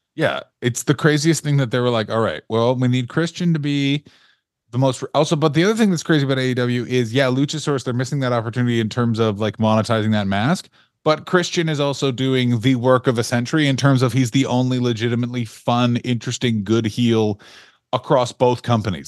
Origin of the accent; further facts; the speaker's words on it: Canada; as a Canadian person